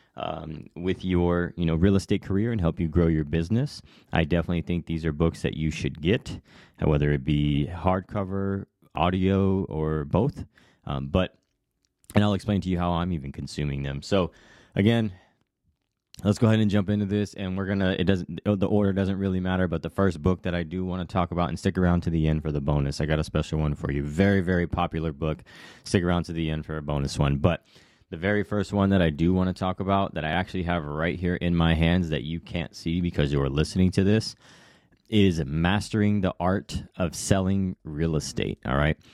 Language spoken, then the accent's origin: English; Hawaii, United States; moved away; I was raised in Hawaii, but I've come and gone two or three, three times